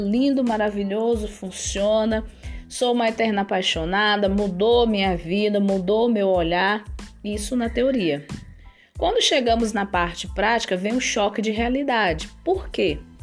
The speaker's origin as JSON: {"language": "Portuguese", "town": "São Luís", "region": "Maranhão", "country": "Brazil", "moved": "as an adult", "lives_now": "Brasília, Brazil", "said": "eu sou maranhense, nascida em São Luís do Maranhão"}